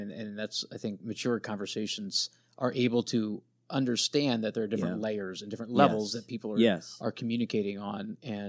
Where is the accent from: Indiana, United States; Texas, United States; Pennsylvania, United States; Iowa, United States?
Pennsylvania, United States; I grew up in Pennsylvania, right outside of Lancaster County, so we had lots of Amish.